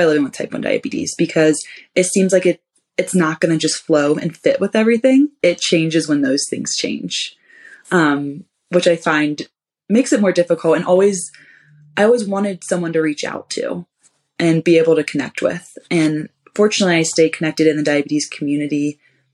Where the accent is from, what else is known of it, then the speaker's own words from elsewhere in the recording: Ohio, United States; moved away as an adult; I'm originally from Ohio.